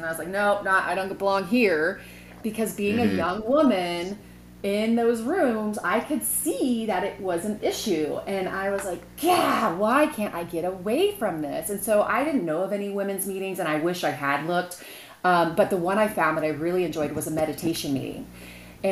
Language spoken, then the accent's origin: English; Vacaville, California, United States; also born or lived in Sacramento; I grew up in Vacaville. Well, for the most part.